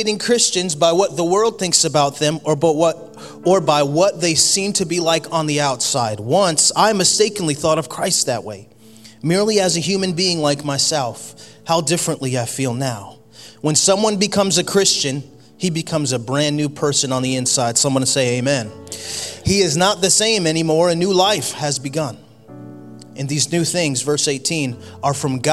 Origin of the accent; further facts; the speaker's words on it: Connecticut, United States; moved away; I grew up in Connecticut